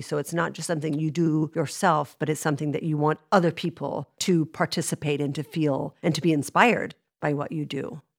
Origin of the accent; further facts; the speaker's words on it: Dallas, Texas, United States; moved away; I'm from Dallas